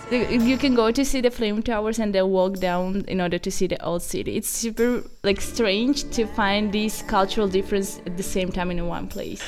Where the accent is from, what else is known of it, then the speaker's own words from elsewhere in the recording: Baku, Azerbaijan; moved away as an adult; now in Trento, Italy; I am from Azerbaijan, Baku, from the city of winds and the sun at the same time.